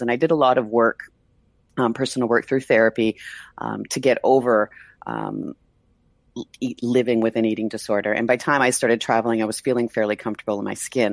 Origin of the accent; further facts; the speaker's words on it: Mississauga, Ontario, Canada; moved away as an adult; also born or lived in Toronto; now in Buenos Aires, Argentina; I grew up in a suburb of Toronto, Mississauga.